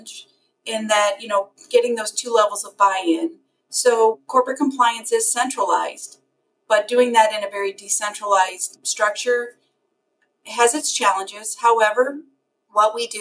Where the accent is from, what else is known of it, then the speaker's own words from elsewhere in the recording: St. Louis, Missouri, United States; I'm born and raised in St. Louis, Missouri